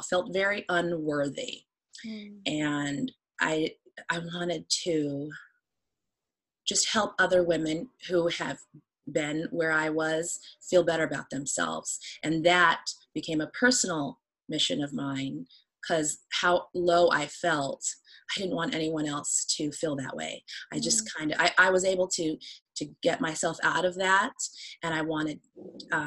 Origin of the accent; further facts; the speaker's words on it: Phoenix, Arizona, United States; I was born and raised in Phoenix, Arizona